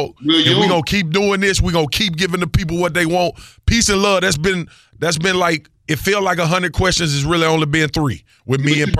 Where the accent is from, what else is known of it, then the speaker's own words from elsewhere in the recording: Louisiana, United States; I grew up in Louisiana. It was racism. It was bigotry.